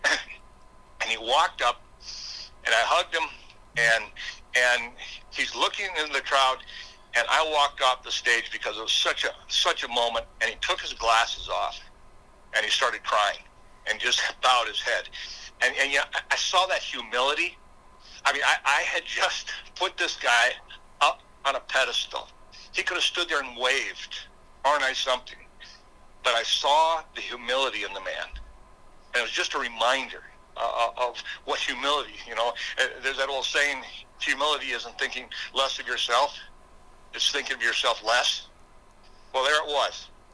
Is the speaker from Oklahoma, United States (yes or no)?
no; Brookings, South Dakota, United States; I am from Brookings, South Dakota